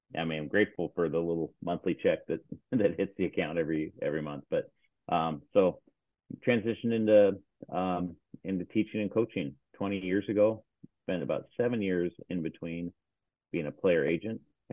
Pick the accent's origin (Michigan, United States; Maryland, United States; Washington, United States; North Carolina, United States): Washington, United States; Seattle; I grew up here in Seattle, Washington